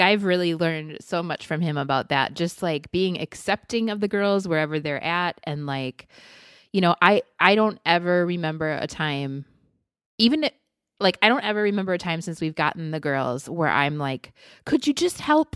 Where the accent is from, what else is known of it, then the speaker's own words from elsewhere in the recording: Midwest, United States; now in Arizona, United States; as a Midwesterner